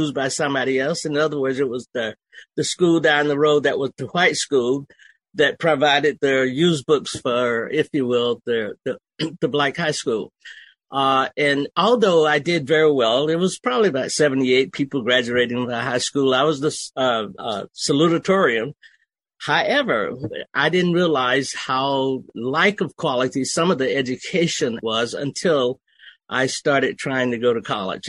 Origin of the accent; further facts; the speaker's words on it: Okefenokee Swamp, Georgia, United States; moved away as an adult; also born or lived in Germany; I was raised in Okefenokee Swamp, where English was a second language